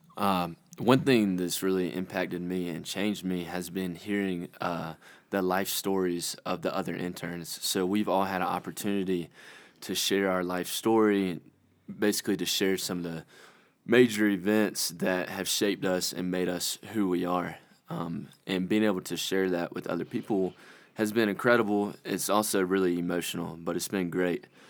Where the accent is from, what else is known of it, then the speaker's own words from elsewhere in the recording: Conway, South Carolina, United States; I'm from Conway, South Carolina.